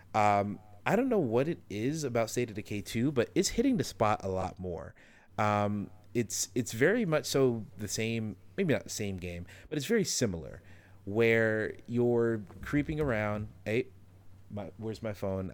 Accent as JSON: {"language": "English", "region": "the South", "country": "United States", "tie": "born or raised there", "said": "growing up in the South"}